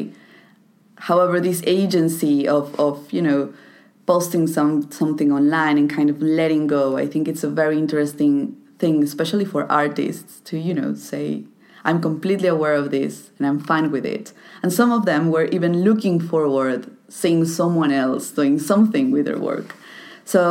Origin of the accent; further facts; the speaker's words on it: Toluca, State of Mexico, Mexico; my hometown, Toluca